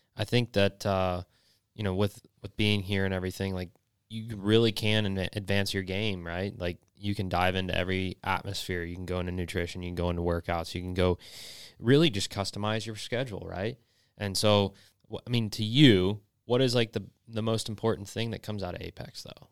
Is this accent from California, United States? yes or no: no; North Georgia, United States; born or raised there; also born or lived in Bradenton, Florida